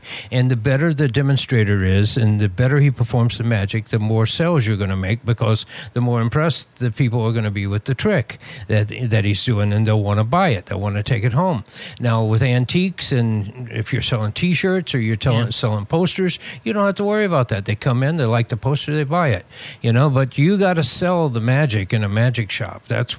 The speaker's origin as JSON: {"language": "English", "region": "Southeast", "country": "United States", "tie": "born or raised there", "said": "Growing up in the Southeast, I played drums."}